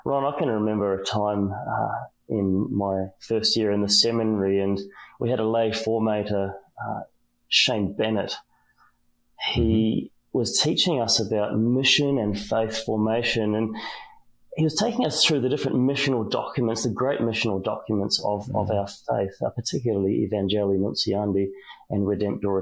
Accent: New Zealand; I'm a Kiwi, I'm from New Zealand

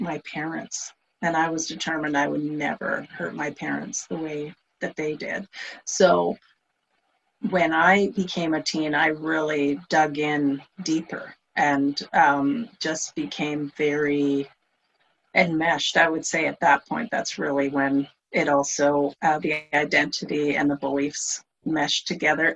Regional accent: Canada; I'm Canadian, so I grew up in Canada

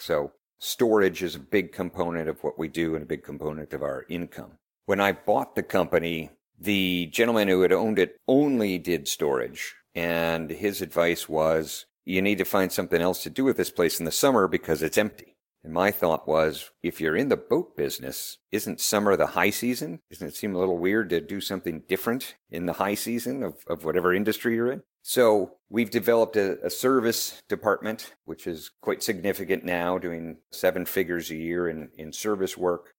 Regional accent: Chicago, Illinois, United States; I'm from Chicago, Illinois

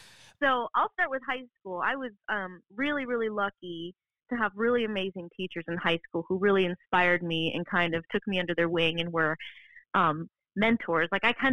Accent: Arizona, United States; moved away as an adult; I was from Arizona, so I lived at home

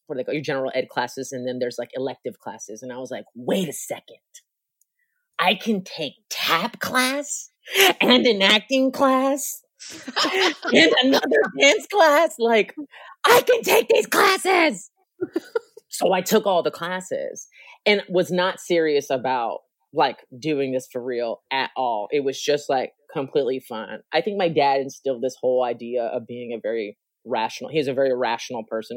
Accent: National City, California, United States; also born or lived in San Diego, California; I was born in San Diego, California. Grew up in National City, which is a little town between Chula Vista, a little town between San Diego and Mexico.

